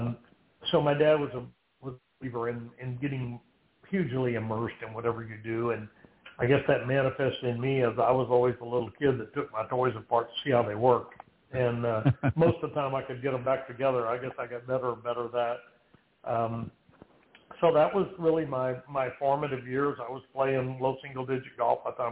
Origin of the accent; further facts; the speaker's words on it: South Texas, United States; That little small town in South Texas, that little nine-hole golf course was the center of a lot of what we did